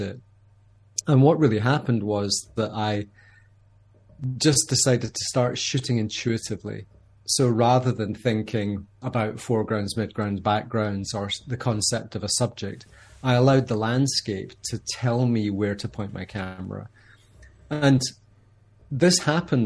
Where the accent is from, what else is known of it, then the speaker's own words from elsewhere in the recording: Scotland, United Kingdom; When you're 19 years old, growing up in Scotland